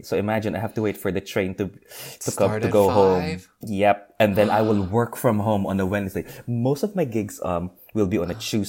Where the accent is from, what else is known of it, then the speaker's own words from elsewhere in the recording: Philippines; English is a second language; now in London, United Kingdom; I mean, growing up in the Philippines, well, not really growing up, but during my university days in the Philippines